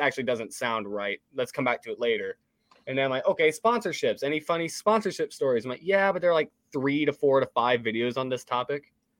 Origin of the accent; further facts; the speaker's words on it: the South, United States; I grew up in the South. I'm obviously really big into motorsports